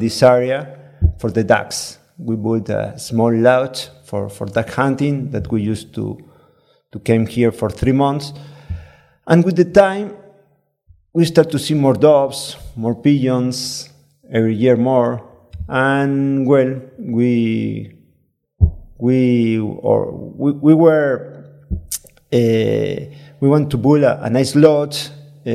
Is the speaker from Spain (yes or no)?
yes; Spain; also born or lived in Córdoba, Argentina; now in Argentina; I'm from Spain. I came to Argentina in 1996.